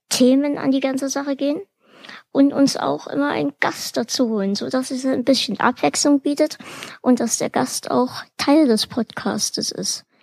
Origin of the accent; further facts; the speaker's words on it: Bavaria, Germany; born there; Ich komme gebürtig aus Bayern. Bringt mir das jetzt Pluspunkte?